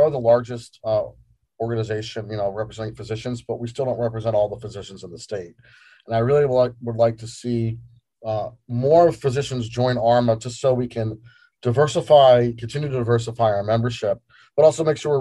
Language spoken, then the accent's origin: English; Northern New Jersey, United States; moved away as an adult; also born or lived in New York; now in Phoenix, United States; I'm an East Coast boy, born in New York, grew up in Northern Jersey